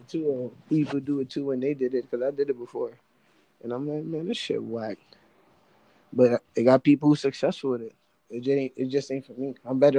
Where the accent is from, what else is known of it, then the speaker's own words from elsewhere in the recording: New York, United States; This is New York. I'm from New York.